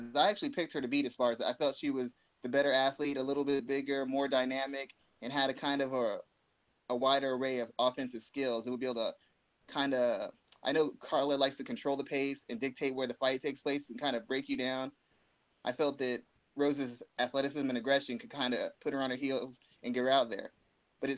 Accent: San Antonio, Texas, United States; I'm from San Antonio, Texas, and Texas is big on boxing

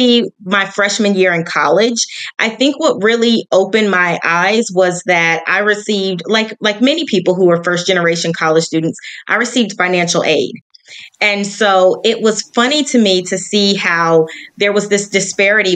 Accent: Hampton Roads, Virginia, United States; now in Charlotte, United States; I am originally from Hampton Roads, Virginia, but I now reside in the lovely city of Charlotte, North Carolina

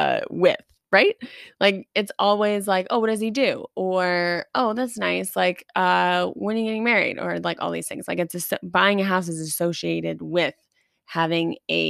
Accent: Long Beach, New York, United States; Well, I'm from Long Beach, California. Whoa, that was a slip up. Long Beach, New York.

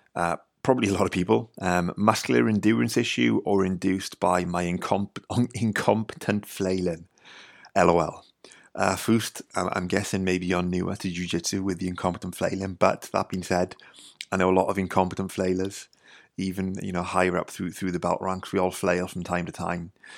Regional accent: Wales, United Kingdom; I'm from Wales, grew up in the U K.

